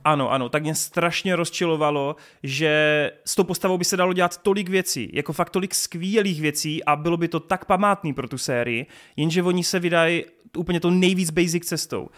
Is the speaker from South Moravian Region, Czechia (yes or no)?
yes; Brno, South Moravian Region, Czechia; u nás v Brně